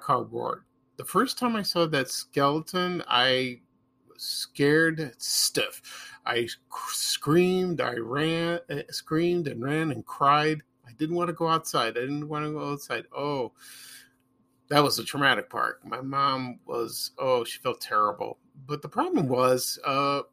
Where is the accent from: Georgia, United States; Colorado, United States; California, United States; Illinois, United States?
Illinois, United States; Chicago; I grew up in South Shore on the south side of Chicago